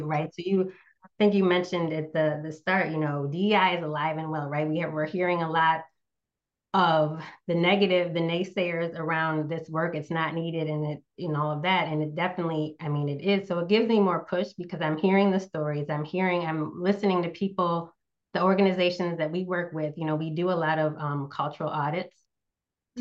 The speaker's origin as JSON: {"language": "English", "region": "Northeast United States", "country": "United States", "tie": "born or raised there", "also_born_or_lived": "Southeast United States", "moved": "yes", "said": "I grew up in the Northeast United States, currently live in the Southeast."}